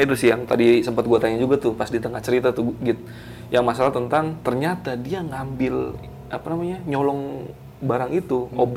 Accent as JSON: {"language": "Indonesian", "town": "Kebumen", "region": "Central Java", "country": "Indonesia", "tie": "born or raised there", "said": "karena iya di kampung gue juga di daerah Kebumen itu dulu pernah ada kejadian mirip"}